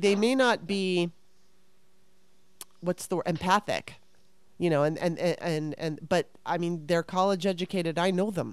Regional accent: Southern California, United States; growing up in Southern California

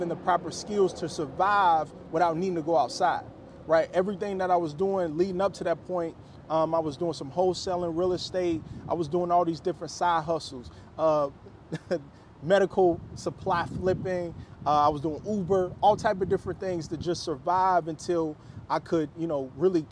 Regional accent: Cincinnati, Ohio, United States; moved away as an adult; also born or lived in Chicago, Illinois; I'm originally from Cincinnati, Ohio.

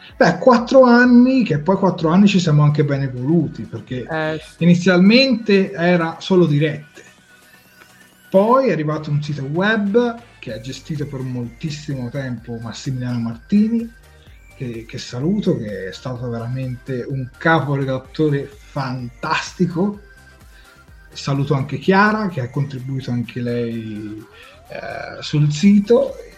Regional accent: Tuscany, Italy; noi siamo toscani

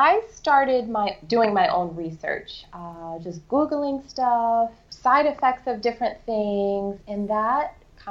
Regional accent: Boston, Massachusetts, United States; I grew up in Boston, so I was a city girl

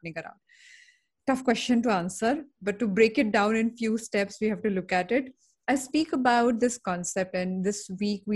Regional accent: Mumbai, Maharashtra, India; I'm born and brought up in Bombay

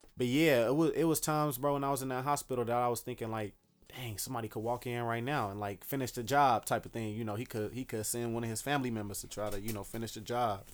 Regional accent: Dallas, Texas, United States; now in Chicago, United States; originally I grew up in Dallas, Texas.

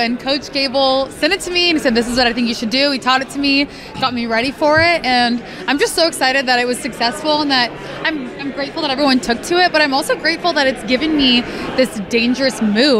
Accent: California, United States; I'm from California

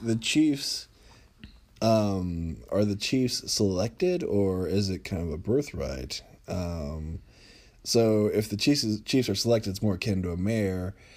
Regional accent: United States; I'm an American American living in the United States

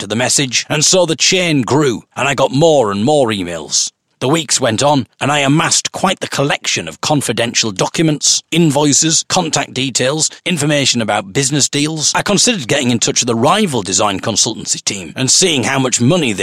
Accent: United Kingdom; I am merely a British folk singer and blogger

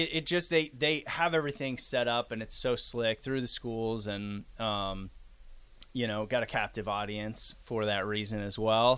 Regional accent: Norfolk, Nebraska, United States; moved away as an adult; now in Lincoln, United States; I am from Norfolk, Nebraska, originally, born and raised

